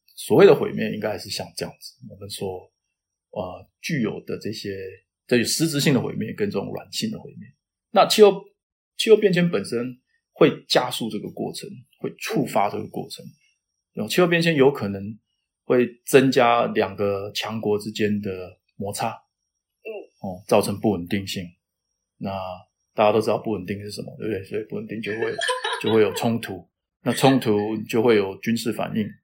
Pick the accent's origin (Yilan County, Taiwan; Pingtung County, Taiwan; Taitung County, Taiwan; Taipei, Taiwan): Taitung County, Taiwan; Taitung; moved away as an adult; also born or lived in Taoyuan, Taiwan; now in United States; 我老家是在台东嘛，我就在想，我想回台东去当老师